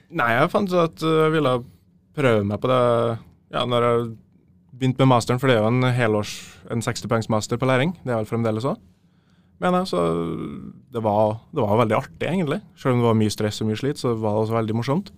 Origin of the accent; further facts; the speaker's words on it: Trondheim, Trøndelag, Norway; jeg er jo fra Trondheim. Ja. Eh, lokal Lokalgutt